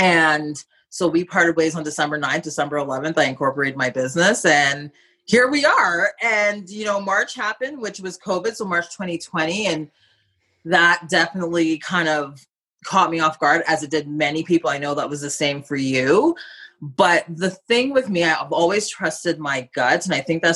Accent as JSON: {"language": "English", "region": "Ontario", "country": "Canada", "moved": "yes", "said": "I'm originally from Ontario. I still have a home there."}